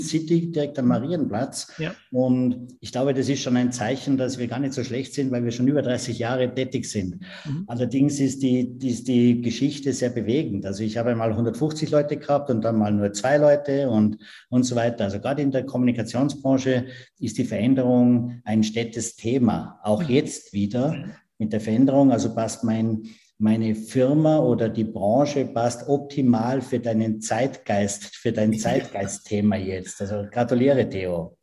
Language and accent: German; Tyrol, Austria; Ich bin ja Tiroler